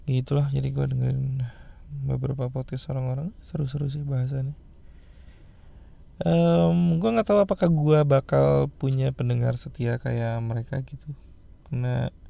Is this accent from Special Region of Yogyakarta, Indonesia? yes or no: no; Bandung, West Java, Indonesia; now in Tangerang, Indonesia; notabene gue gue orang Bandung ya asli cuman karena gue kerja jadi gue tinggal di Jakarta rumah gue di Tangerang gitu